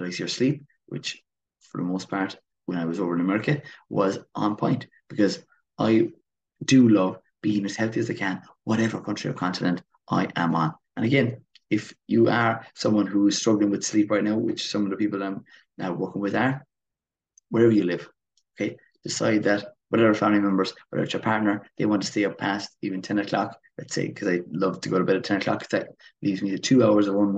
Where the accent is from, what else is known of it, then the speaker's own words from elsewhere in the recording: Kilmeaden, Munster, Ireland; Waterford, where my hometown is Kilmeaden.